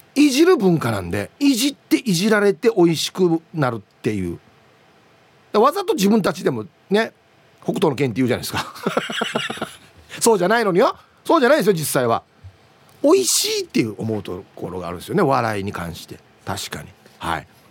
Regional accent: Uruma, Okinawa, Japan; 地元ですよまさに あの近くに僕が卒業した小学校も中学校もある

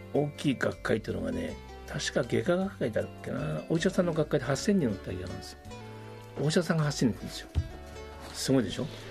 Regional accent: Ishikawa, Japan; moved away as an adult; also born or lived in Australia; now in Okinawa, Japan; 石川県の私石川県の出身

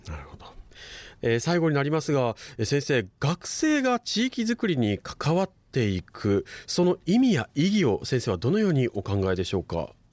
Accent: Okinawa, Japan; 沖縄市、まあ、私の地元でもあるんですけれども

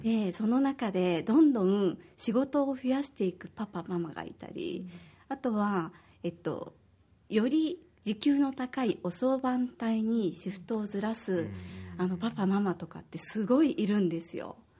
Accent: Osaka, Japan; moved away as an adult; now in Okinawa, Japan; 私は大阪出身で

